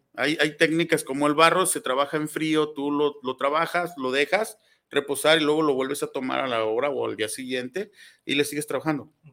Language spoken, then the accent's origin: Spanish; Tlaquepaque, Jalisco, Mexico; soy originario de Tlaquepaque, soy artesano 100% de Tlaquepaque